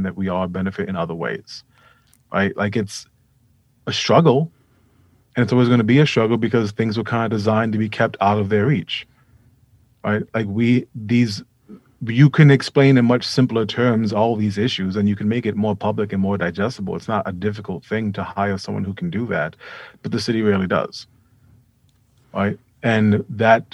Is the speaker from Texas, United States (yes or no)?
no; New York City, New York, United States; also born or lived in Vermont; I'm from Hunts Point in the South Bronx.